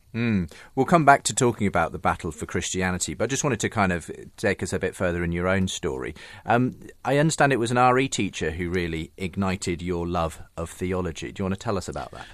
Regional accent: Northampton area, East Midlands, United Kingdom; I'm also from that part of the world.

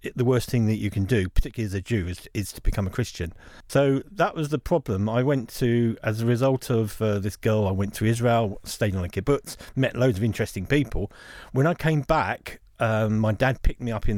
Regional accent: London, United Kingdom; I was brought up in London

